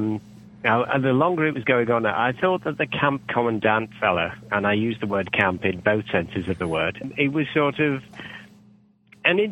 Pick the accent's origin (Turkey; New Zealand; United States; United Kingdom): United Kingdom; I'm British